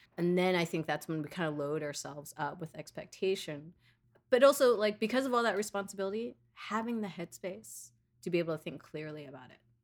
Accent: New York City, New York, United States; I was born and raised in Queens

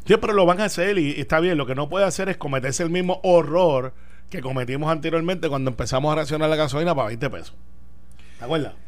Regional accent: Puerto Rico; como muchos puertorriqueños

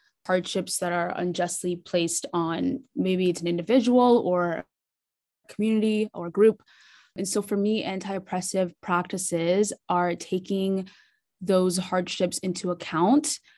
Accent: Nigeria; now in Canada; I'm a first generation Nigerian immigrant. So I was born in Nigeria.

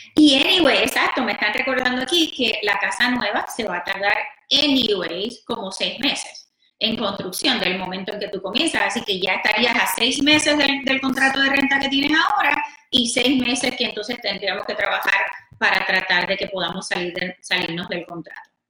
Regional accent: Puerto Rico; moved away; Yo soy de Puerto Rico, mi esposo es peruano.

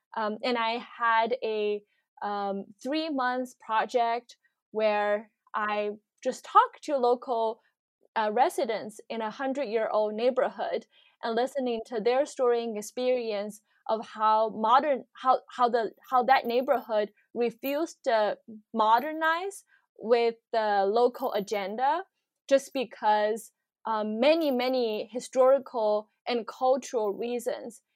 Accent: Shanghai, China; moved away as an adult; now in Seattle, United States; When I was growing up in Shanghai

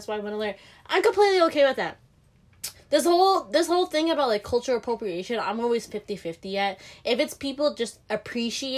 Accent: Delaware, United States; also born or lived in Lancaster; I'm from Delaware, born in Lancaster, but, you know, I moved here after a while.

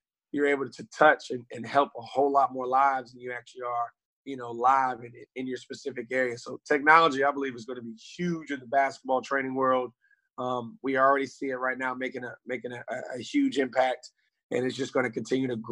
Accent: Raleigh, North Carolina, United States; I grew up here in Raleigh, North Carolina

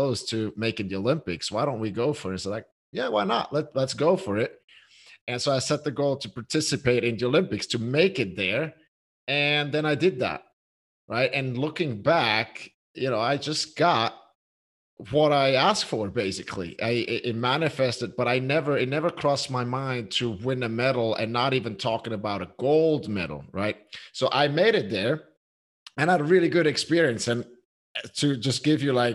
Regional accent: Switzerland; I'm from Switzerland

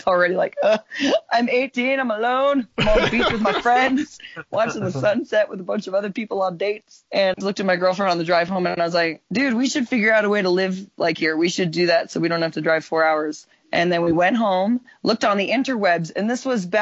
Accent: Las Vegas, Nevada, United States; moved away as an adult; also born or lived in Orange County, California; I grew up in Las Vegas and went to the Las Vegas Academy of Performing Arts High School.

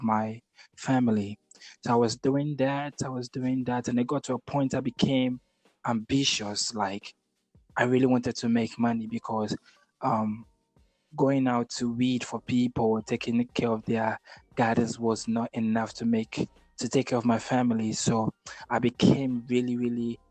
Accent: Accra, Greater Accra, Ghana; also born or lived in Tema / Kumasi; I'm born and raised in Ghana, you know, Accra to be precise, the capital city of Ghana

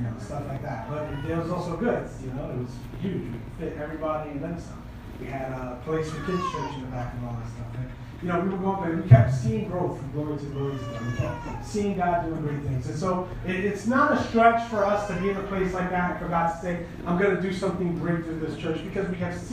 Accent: New York City, New York, United States; moved away as an adult; I'm from New York, I'm from Brooklyn, New York

